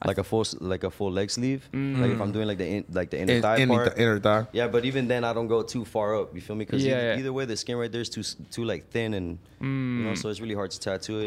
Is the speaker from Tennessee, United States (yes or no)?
no; Miami, Florida, United States; I'm from Miami.